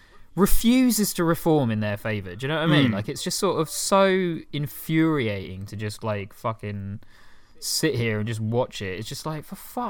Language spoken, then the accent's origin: English; United Kingdom; I'm fundamentally a British guy